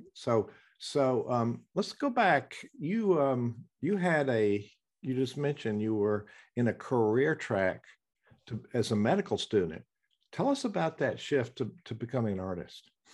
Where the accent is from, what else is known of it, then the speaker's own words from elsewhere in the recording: the South, United States; accent: southern; it's my southern accent.